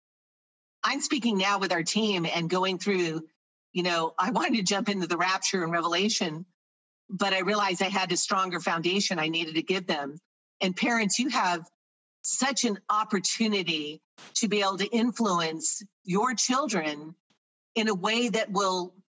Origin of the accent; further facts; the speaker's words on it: Florida, United States; moved away as an adult; My junior year in high school, I'm from Florida